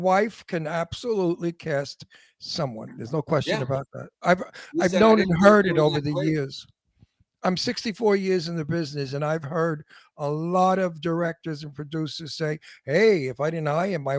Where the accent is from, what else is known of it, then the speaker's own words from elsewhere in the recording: New York City, New York, United States; accent: Antique Brooklyn; My Brooklyn accent is called Antique Brooklyn.